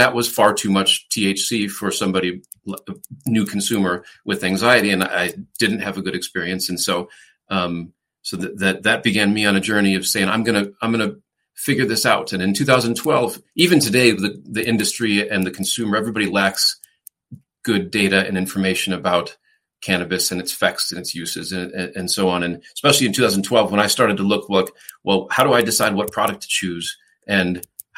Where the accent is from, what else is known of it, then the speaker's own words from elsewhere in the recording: La Grange Park, Illinois, United States; moved away as an adult; also born or lived in Chicago / Los Angeles; now in Denver, United States; I grew up in the Chicago suburbs, a suburb called LaGrange Park, Illinois